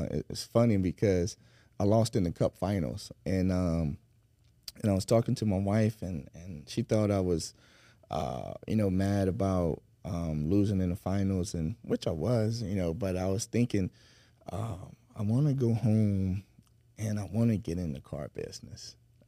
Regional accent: Century, Florida, United States; I'm actually from Century, Florida, small town outside of Pensacola.

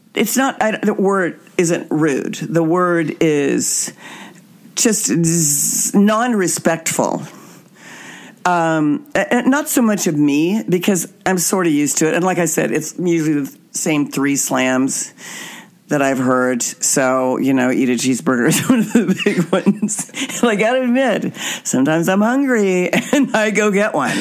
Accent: Wichita, Kansas, United States; my hometown of Wichita, Kansas

